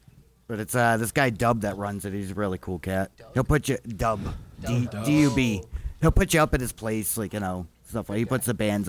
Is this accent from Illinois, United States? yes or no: no; East Coast, Massachusetts, United States; moved away; I'm from the East Coast